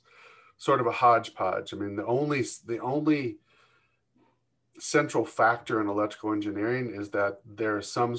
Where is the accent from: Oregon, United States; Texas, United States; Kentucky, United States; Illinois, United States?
Kentucky, United States; moved away as an adult; also born or lived in California / Atlanta, Georgia; now in Michigan, United States; I was born in California and raised in Kentucky, my formative years